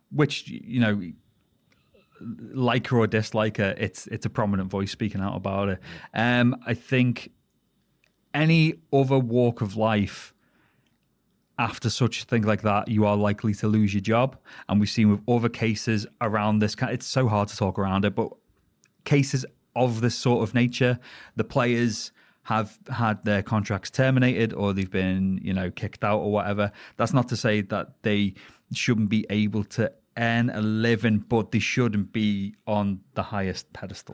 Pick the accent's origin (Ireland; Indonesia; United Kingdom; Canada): United Kingdom; the Wirral, North West England; moved away; I am from the Wirral, the Wirral Peninsula, the Pleasure Peninsula